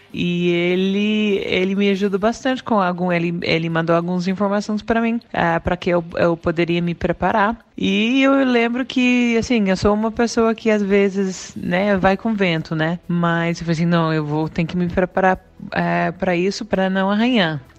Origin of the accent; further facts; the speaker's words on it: Australia; Portuguese is a second language; moved away as an adult; now in Brazil; eu sou da Austrália, já faço seis anos que moro aqui no Brasil